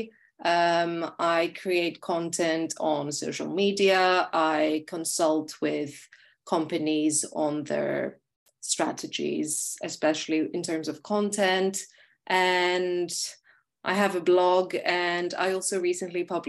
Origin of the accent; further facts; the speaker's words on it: Athens, Attica, Greece; moved away as an adult; also born or lived in London; I'm currently in Athens, Greece, which is my hometown.